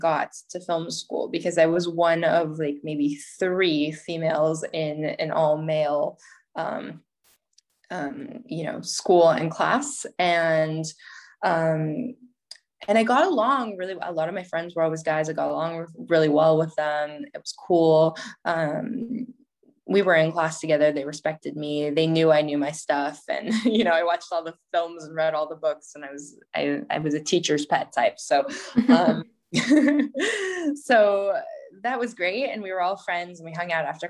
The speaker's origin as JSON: {"language": "English", "country": "United States", "also_born_or_lived": "Paris, France", "moved": "as an adult", "said": "being an American in Paris"}